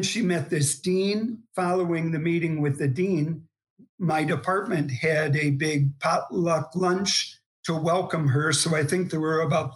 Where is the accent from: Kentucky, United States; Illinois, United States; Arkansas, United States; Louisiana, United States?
Illinois, United States; Chicago; moved away as an adult; also born or lived in Providence, Rhode Island; now in La Crosse, United States; We're originally from Chicago